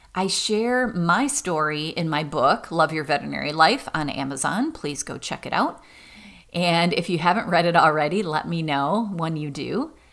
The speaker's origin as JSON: {"language": "English", "region": "Michigan", "country": "United States", "said": "Michigan State was my school because I was from Michigan"}